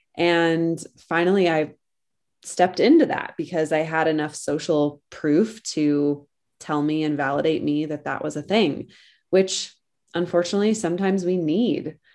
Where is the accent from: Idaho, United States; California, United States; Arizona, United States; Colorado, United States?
Colorado, United States; moved away; I am originally from Colorado, and I grew up in the middle of nowhere on a ranch